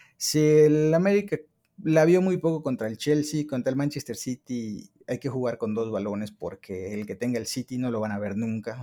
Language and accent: Spanish; Mexico